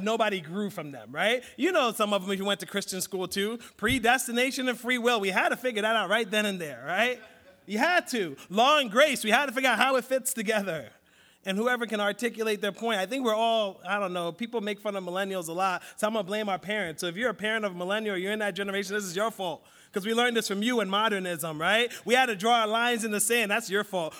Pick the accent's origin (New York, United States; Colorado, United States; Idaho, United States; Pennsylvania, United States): Pennsylvania, United States; Philadelphia; I grew up in Southwest Philly